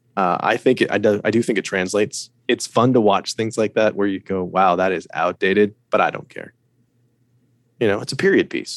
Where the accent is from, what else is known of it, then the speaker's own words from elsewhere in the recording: United States; I'm an American. I live in America